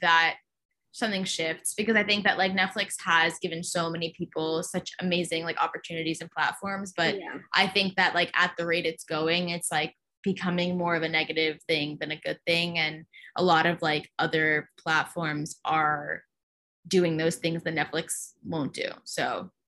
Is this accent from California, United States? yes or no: yes; Orange County, California, United States; I grew up in Orange County